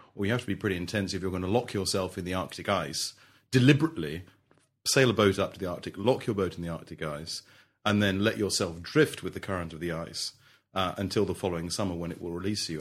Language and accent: English; London, United Kingdom; also born or lived in Melbourne, Australia; I grew up in London